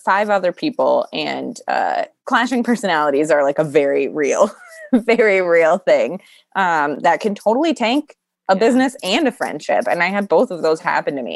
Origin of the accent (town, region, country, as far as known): Iowa, United States; born or raised there